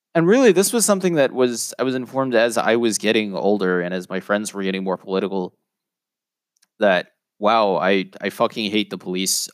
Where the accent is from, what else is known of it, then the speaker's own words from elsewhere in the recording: New York City, New York, United States; I grew up in a neighborhood called Whitestone